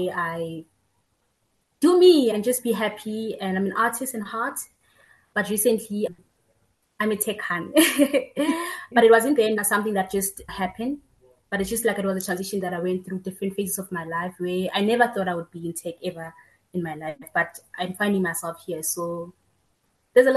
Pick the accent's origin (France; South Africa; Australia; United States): South Africa; Tembisa, Gauteng; I was born and bred in Tembisa